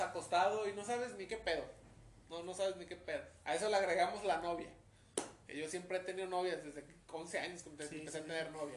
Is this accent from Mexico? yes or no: yes; Mexico; como buen mexicano